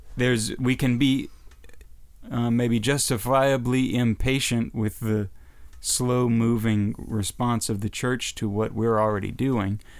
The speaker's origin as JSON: {"language": "English", "country": "United States", "said": "as an American"}